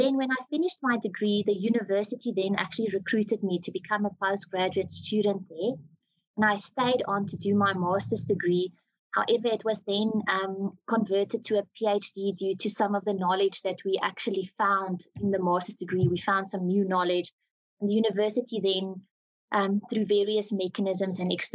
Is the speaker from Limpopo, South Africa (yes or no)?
no; Cullinan, Gauteng, South Africa; I come from Cullinan, just outside of Pretoria.